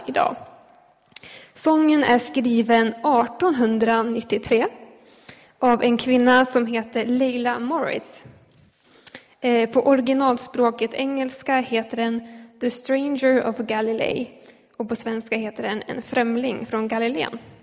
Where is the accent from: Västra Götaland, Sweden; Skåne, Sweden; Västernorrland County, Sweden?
Västernorrland County, Sweden; Ljustorp; moved away as an adult; now in Gävle, Sweden; jag bor i Gävle för tillfället men jag kommer från Ljustorp